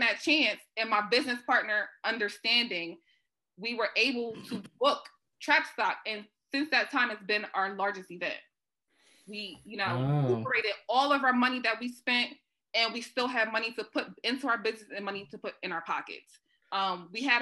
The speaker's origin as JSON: {"language": "English", "town": "Wilmington", "country": "United States", "tie": "born or raised there", "said": "obviously I grew up over Northside, I'm from Northside. My parents still live in that neighborhood."}